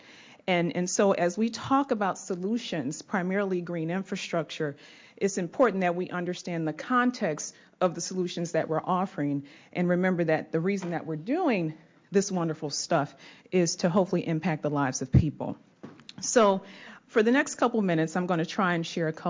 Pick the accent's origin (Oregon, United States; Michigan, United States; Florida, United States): Michigan, United States; Detroit; grew up in Detroit, Michigan